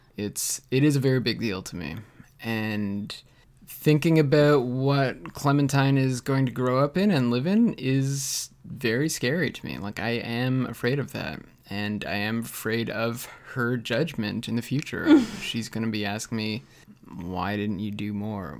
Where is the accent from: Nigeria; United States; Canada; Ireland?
Canada